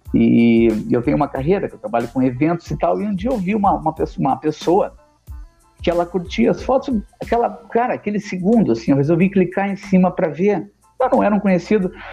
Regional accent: Porto Alegre, Rio Grande do Sul, Brazil; sou de Porto

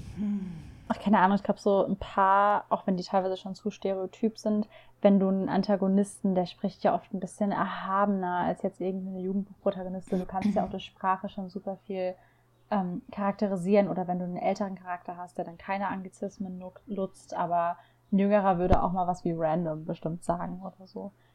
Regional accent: Rhineland, Germany; ich komme ja aus dem Rheinland

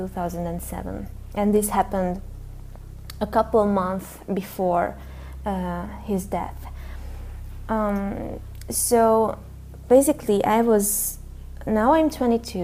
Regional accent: Hungary; I'm from Hungary.

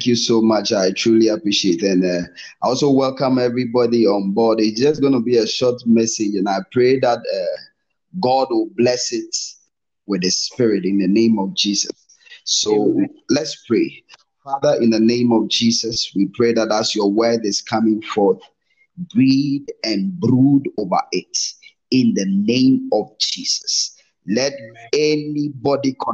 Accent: Ghana; moved away as an adult; now in Namibia; I'm a Ghanaian, but currently I'm in Namibia

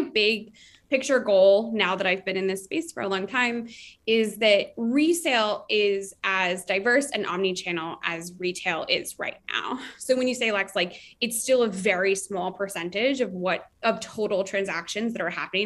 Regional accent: Florida, United States; now in New York, United States; I was from Florida

